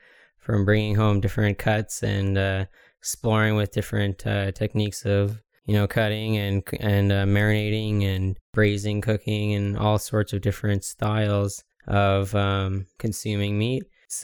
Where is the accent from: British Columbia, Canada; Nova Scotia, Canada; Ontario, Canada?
Ontario, Canada; Ottawa; I was born and raised here in Ottawa, Ontario